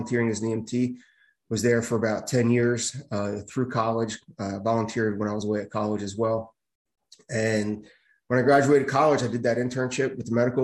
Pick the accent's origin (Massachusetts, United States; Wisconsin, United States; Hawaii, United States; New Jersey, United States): New Jersey, United States; East Windsor; I was hired by my hometown in East Windsor. Spent the next 20 years there